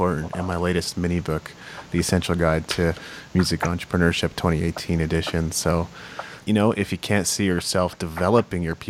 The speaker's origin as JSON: {"language": "English", "country": "Japan", "tie": "born or raised there", "moved": "yes", "said": "I grew up in Japan. That's why I speak Japanese"}